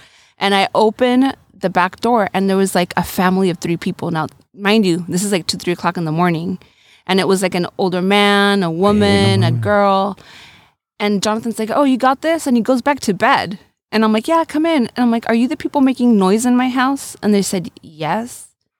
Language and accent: English; San Diego, California, United States; also born or lived in Loreto, Mexico; I was born in San Diego, but my mom is from Loreto, Baja California Sur. And my dad's white, from Salt Lake City, Utah. I grew up partially here and partially in Loreto.